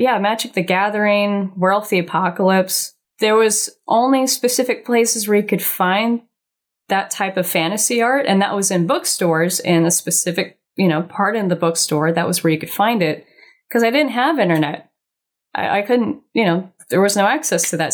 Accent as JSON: {"language": "English", "town": "Laguna Beach", "region": "California", "country": "United States", "tie": "born or raised there", "said": "I'm born and raised Laguna Beach, homegrown"}